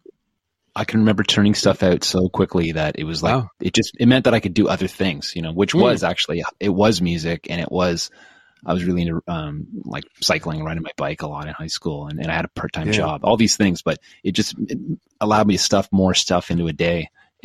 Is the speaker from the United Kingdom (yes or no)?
no; Oshawa, Ontario, Canada; so I grew up in Oshawa.